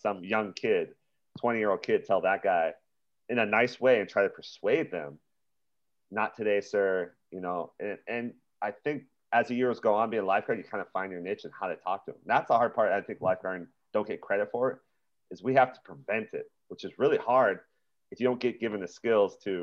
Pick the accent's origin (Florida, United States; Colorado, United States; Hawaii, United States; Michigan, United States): Hawaii, United States; Big Island; moved away; I'm from the Big Island